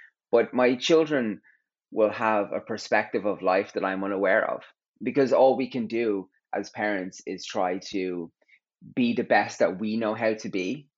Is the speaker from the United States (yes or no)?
no; Terenure, County Dublin, Ireland; I grew up in Terranure, and on my road was the whole world.